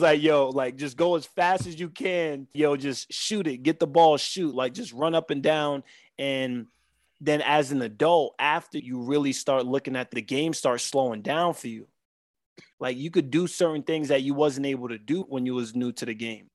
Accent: New York City, New York, United States; we are two kids from Southside Jamaica, Queens, that grew up not knowing more than what we've seen around t-, a ten block radius

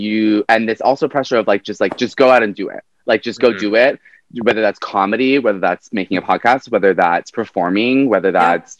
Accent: Vancouver, British Columbia, Canada; So born and raised in Vancouver

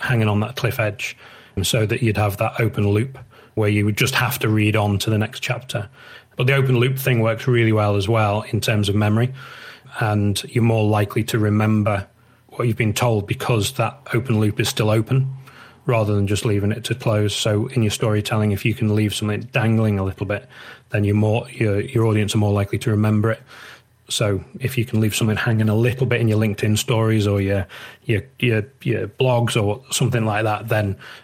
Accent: United Kingdom; I'm British

